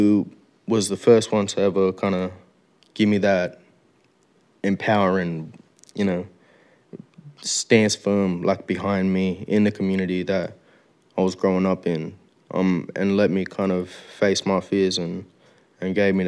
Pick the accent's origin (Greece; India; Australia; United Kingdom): Australia; Melbourne, Victoria; also born or lived in Moree, New South Wales; growing up in Heidelberg and coming from Moree.